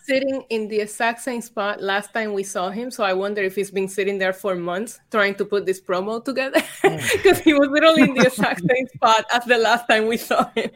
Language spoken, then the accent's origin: English; Vega Baja, Puerto Rico; also born or lived in Bayamón, Puerto Rico / San Juan, Puerto Rico; I was born in Bayamon. I grew up in Vega Baja, and then I went to school in San Juan.